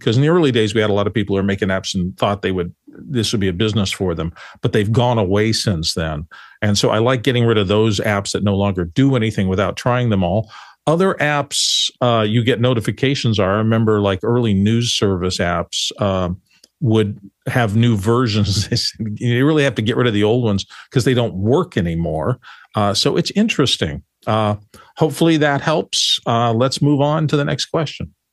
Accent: Phoenix, Arizona, United States; I grew up in Phoenix

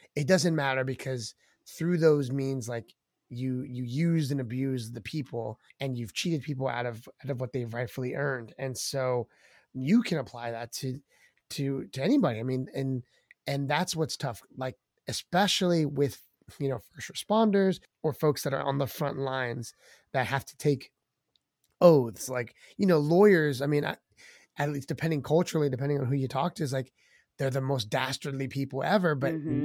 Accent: Maryland, United States; We're from Maryland. Uh, I was born and raised in this area in the DMV, um, in the East Coast

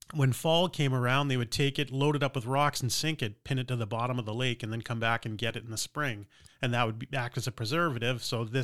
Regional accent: New Hampshire, United States; also born or lived in Miami, Florida; Yeah, I was born in Miami, Florida, and lived there until I think the first 6 months of my life. And then we moved to New Hampshire, and I grew up on the shores of a small lake with a huge backyard.

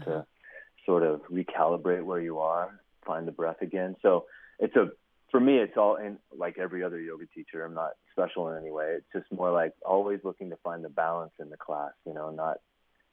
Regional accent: Ojai, California, United States; moved away as an adult; also born or lived in New York City / Los Angeles; my hometown in Ojai, California, which uh-huh. is where I was raised

